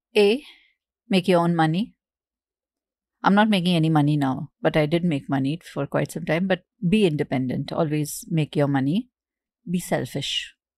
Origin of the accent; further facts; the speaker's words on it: Mumbai, Maharashtra, India; We moved from Bandra to Goregaon. My school was in Bandra. I, we lived in Goregaon